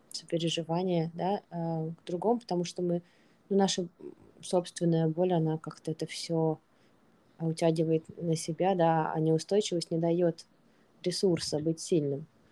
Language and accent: Russian; Russia; moved away; мы не из Украины, мы из России, и при этом мы находимся не в России, при этом мы давно находимся не в России